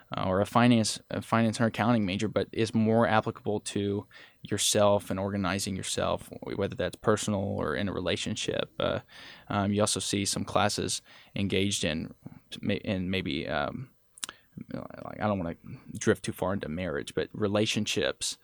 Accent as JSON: {"language": "English", "town": "Holton", "region": "Kansas", "country": "United States", "tie": "born or raised there", "also_born_or_lived": "Oswego, Kansas", "said": "Holton's my hometown"}